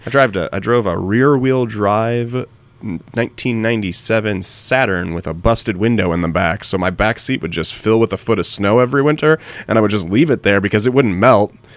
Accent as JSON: {"language": "English", "town": "Cleveland", "region": "Ohio", "country": "United States", "tie": "born or raised there", "moved": "yes", "lives_now": "Baltimore, United States", "said": "I grew up in Cleveland"}